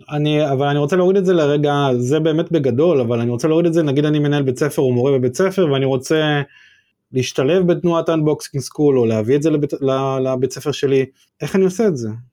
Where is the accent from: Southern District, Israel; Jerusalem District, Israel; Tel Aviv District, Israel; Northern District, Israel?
Northern District, Israel; בתור צפוני